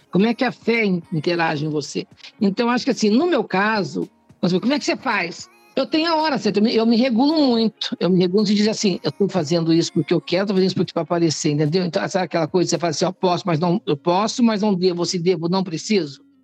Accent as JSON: {"language": "Portuguese", "region": "Minas Gerais", "country": "Brazil", "moved": "yes", "said": "Eu sou mineira, eu sou religiosa, eu rezo muito, eu tenho oratório em casa"}